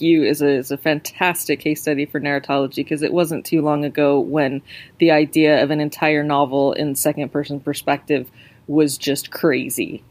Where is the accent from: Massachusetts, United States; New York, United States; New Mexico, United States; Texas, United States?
New Mexico, United States; now in United Kingdom; I live in the UK, so I grew up in New Mexico